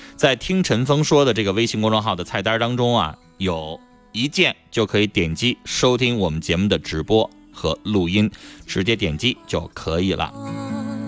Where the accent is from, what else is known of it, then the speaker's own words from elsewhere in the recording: Northeast China, China; accent: Northeastern; 我们东北话